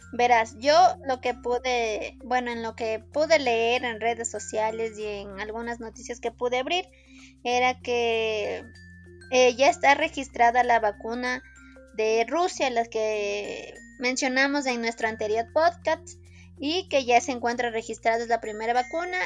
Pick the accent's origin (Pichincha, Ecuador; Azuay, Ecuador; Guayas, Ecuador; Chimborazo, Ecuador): Chimborazo, Ecuador; Riobamba; yo soy de Riobamba